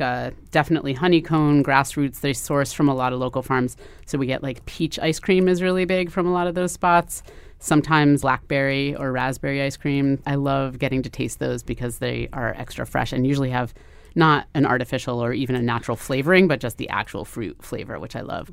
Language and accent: English; New Haven, Connecticut, United States; I grew up in New Haven